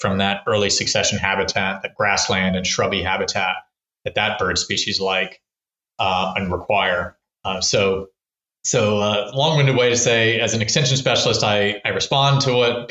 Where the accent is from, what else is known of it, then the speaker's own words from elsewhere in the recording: Texas, United States; also born or lived in California; now in Maryland, United States; grew up in Texas